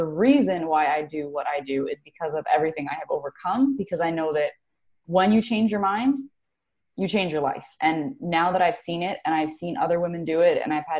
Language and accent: English; New Jersey, United States; moved away as an adult; also born or lived in Carolina; I am based out of currently New Jersey. I'm from New Jersey, but I did live in Carolina for like 10 years